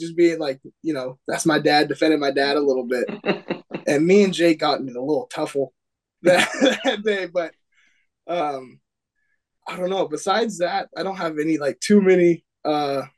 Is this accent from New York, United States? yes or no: no; Ferndale, Washington, United States; we're from Ferndale